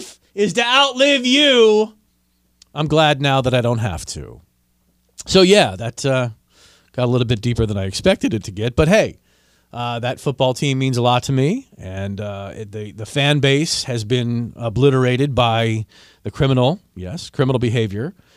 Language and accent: English; Washington, District of Columbia, United States; the team of my hometown